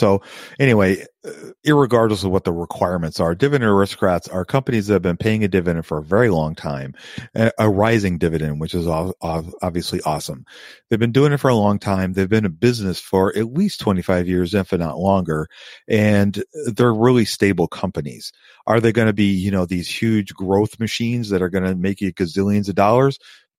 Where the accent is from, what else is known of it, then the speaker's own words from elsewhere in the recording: Canada; Once I turn 18, I can open a TFSA account. I'm a Canadian, by the way, and can start investing.